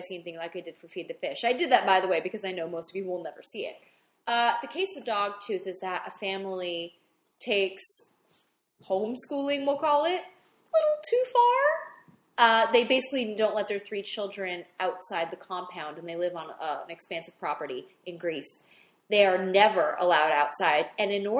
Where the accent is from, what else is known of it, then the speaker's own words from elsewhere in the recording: Canada; I'm Canadian